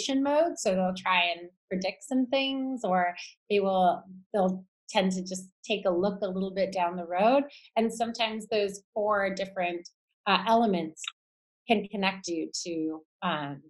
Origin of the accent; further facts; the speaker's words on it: Toronto, Ontario, Canada; shops that were in Toronto, in my hometown